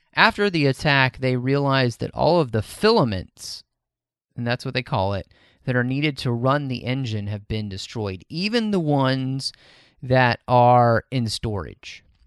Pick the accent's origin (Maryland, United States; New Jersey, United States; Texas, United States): Texas, United States; born and raised in Texas